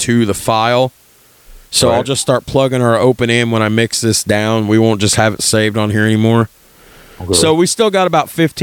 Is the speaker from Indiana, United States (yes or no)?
yes; Birdseye, Indiana, United States; I grew up in Birdseye